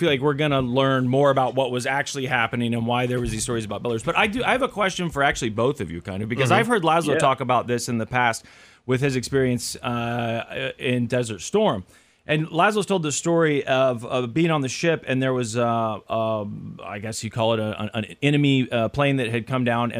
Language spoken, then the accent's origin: English; Midwest, United States; at least in my experience as an American in the middle of the country here